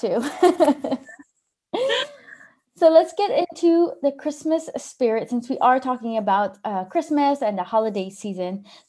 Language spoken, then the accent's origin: English; Los Angeles, California, United States; moved away as an adult; now in Denmark; I get the same coming from Los Angeles